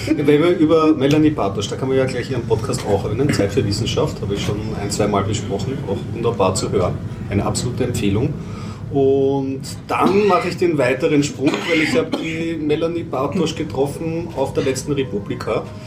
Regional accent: Austria; als Österreicher

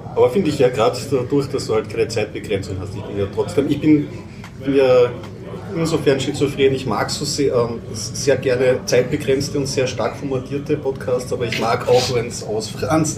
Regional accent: Austria; als Österreicher

